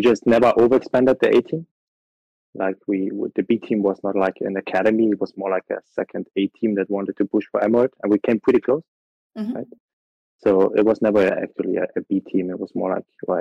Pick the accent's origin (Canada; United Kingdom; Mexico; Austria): Austria; I'm from Austria, 26 years old.